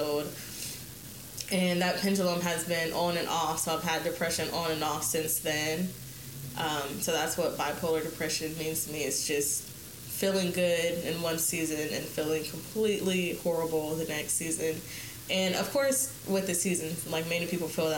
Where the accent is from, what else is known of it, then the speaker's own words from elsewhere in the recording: Columbus, Ohio, United States; I was born and raised here in Columbus, Ohio